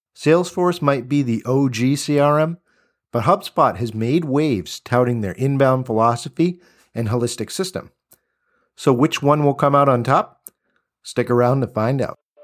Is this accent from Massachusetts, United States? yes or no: yes; Cambridge, Massachusetts, United States; When you say Cambridge, we're talking about my hometown, Massachusetts